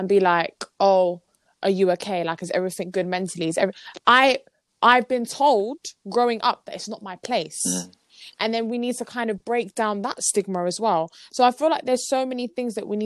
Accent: London, United Kingdom; we're born and raised in London

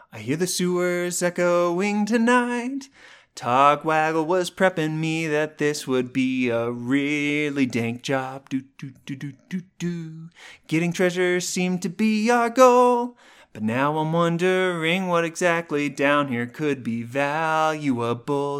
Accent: Colorado, United States; my hometown of Colorado

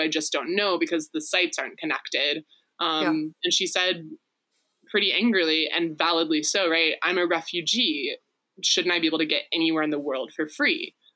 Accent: Texas, United States; I was raised in Texas

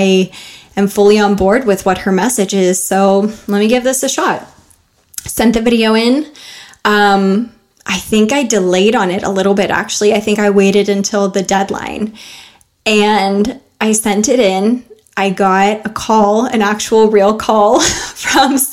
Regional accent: United States; as an American

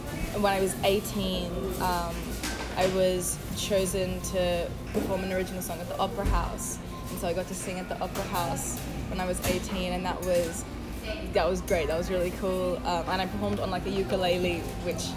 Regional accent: Sydney, New South Wales, Australia; moved away as an adult; also born or lived in New York; now in California, United States; I was born in Sydney, as you know, and then grew up there and lived there until I was 18, and then I moved to New York for school

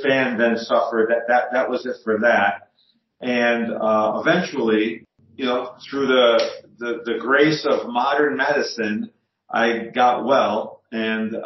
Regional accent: Scranton, Pennsylvania, United States; I live in the Scranton, Pennsylvania area

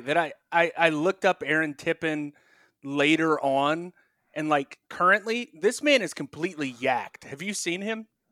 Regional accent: North Carolina, United States; growing up in North Carolina

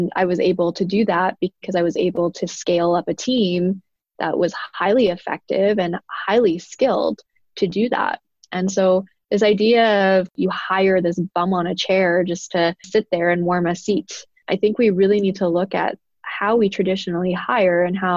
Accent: Canada; on my father's side, I'm a first generation Canadian. They immigrated from Italy

